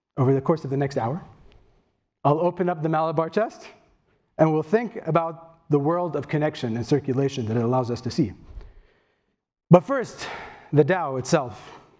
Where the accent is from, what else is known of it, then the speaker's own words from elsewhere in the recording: Kuwait; I'm from Kuwait